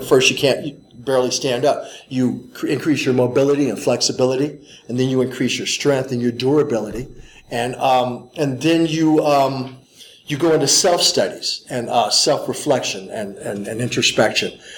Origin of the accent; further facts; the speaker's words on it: St. Louis, Missouri, United States; I grew up in St. Louis, Missouri